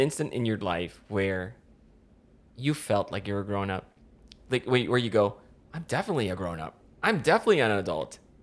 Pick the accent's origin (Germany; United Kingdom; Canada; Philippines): Philippines; moved away; I grew up in the Philippines